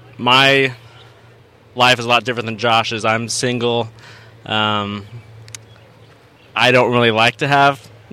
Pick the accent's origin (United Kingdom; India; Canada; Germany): Germany; born there; I was born in Germany. Can't really speak any German